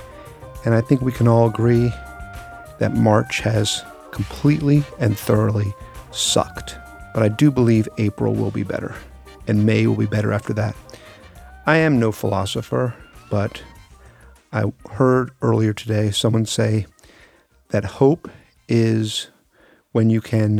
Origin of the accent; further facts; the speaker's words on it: Miami, Florida, United States; I grew up in Miami, Florida in the late 70s and 80s, and I grew up in part of Miami called Carroll City.